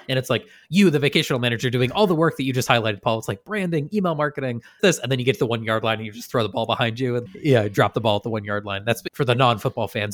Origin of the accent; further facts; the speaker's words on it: Shelburne Falls, Massachusetts, United States; We didn't often have snow growing up in West Massachusetts